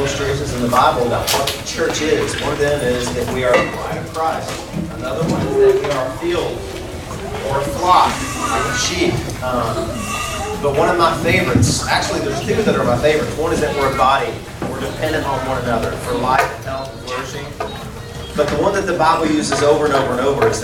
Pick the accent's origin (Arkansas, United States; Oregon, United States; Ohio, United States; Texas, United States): Arkansas, United States; I'm a country boy. I'm from Arkansas